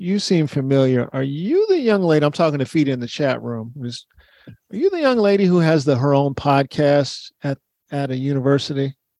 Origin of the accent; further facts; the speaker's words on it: Baltimore, Maryland, United States; I'm from Baltimore. We didn't snitch.